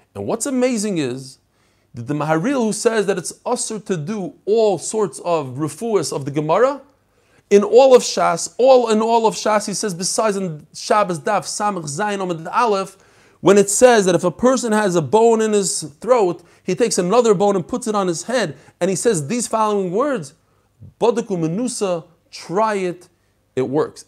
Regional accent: New York, United States; I grew up in New York. I learned how to drive in New York

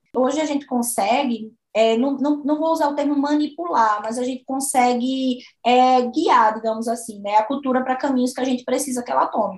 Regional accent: Sirinhaém, Pernambuco, Brazil; moved away as an adult; also born or lived in Uberaba; now in Goiás, Brazil; eu sou de Sirinhaém, Sou de Siriaém, Pernambuco, uma cidade próxima a Recife

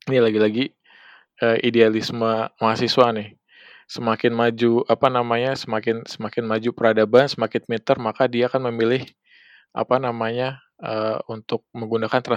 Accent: Indonesia; ini tanah saya gitu kan tanah kelahiran saya masa saya kerja buat orang lain gitu kan, buat bukan kerja sesama orang Indonesia sendiri gitu kan.

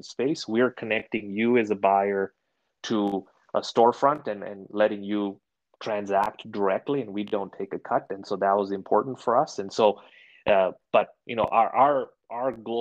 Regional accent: Kenya; moved away; I grew up in Kenya. So it's a nod back to to where I grew up

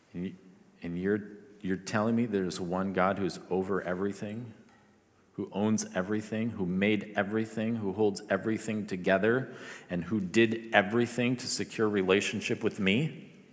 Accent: Philippines; moved away; I grew up in the Philippines

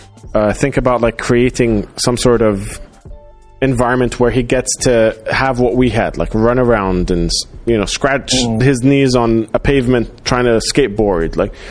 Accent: Dubai, United Arab Emirates; also born or lived in Doha; growing up in Dubai, growing up in the Gulf in general, because I grew up in Doha for my, like, pre-teens.

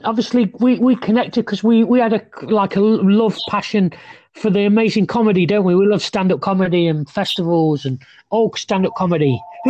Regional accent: England, United Kingdom

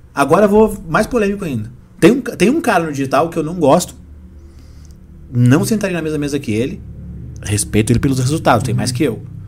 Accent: Rio Grande do Sul, Brazil; moved away; also born or lived in São Paulo; Lá de onde eu vim, no Rio Grande do Sul

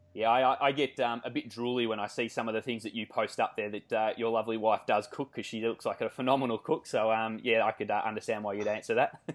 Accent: Australia; accent: Australian; we love the Australian accent. To me, I think we sound nasally and whiny

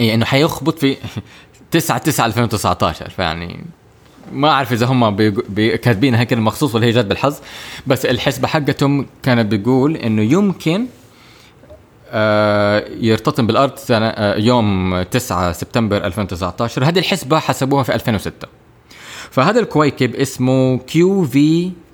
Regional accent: Jeddah, Makkah Province, Saudi Arabia; also born or lived in Cairo, Egypt / United Kingdom; انا تخرجت من مدرسه دار الفكر في هنا في جده

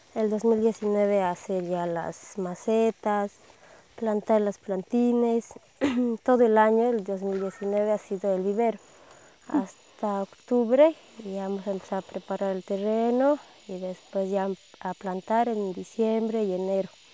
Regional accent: El Alto, La Paz, Bolivia; also born or lived in Los Yungas, Bolivia; soy de La Paz, Bolivia, del Alto.

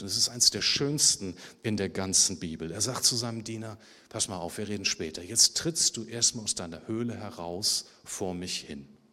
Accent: Hamburg, Germany; Ich bin ja im Süden Hamburgs geboren

